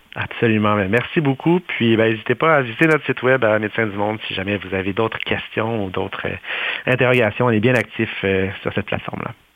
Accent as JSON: {"language": "French", "country": "Canada", "said": "chez nous au Canada"}